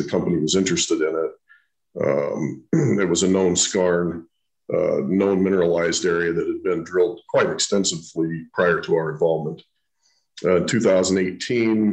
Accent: Idaho, United States; moved away as an adult; I was born and raised in Idaho

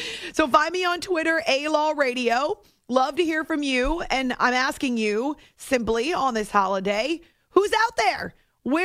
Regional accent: New Hampshire, United States; moved away as an adult; also born or lived in Youngstown, Ohio / Oklahoma; When I was growing up, we spent a good portion of our time in Northeast Ohio. So I'm from New Hampshire. I grew up in New Hampshire. But my mom's whole side of the family is from the Youngstown, Ohio area

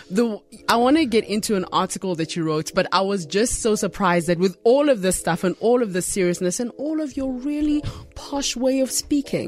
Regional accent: Uganda; Uganda, my home country

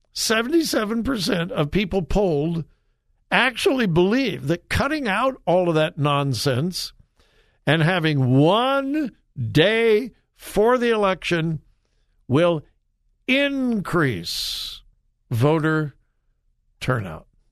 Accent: Southern California, United States; I'm a child of the 60s. I'm from Southern California.

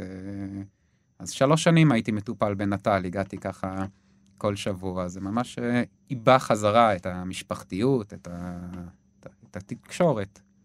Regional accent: between Gedera and Yavne, Central District, Israel; also born or lived in London, United Kingdom; now in Hofit, Israel; השתקענו סופית ביישובי גדרות, אה, קבוצת מושבים אה, בין גדרה ליבנה. אה, זהו, שם בעצם גדלתי, בית ספר יסודי

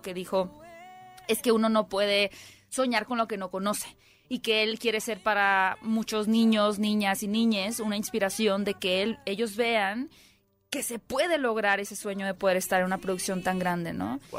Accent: Mexico; yo soy la mexicana.

